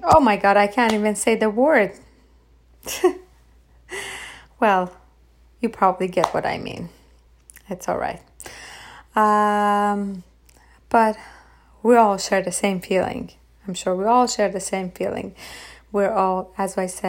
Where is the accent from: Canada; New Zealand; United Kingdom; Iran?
Iran; moved away; I was raised in Iran.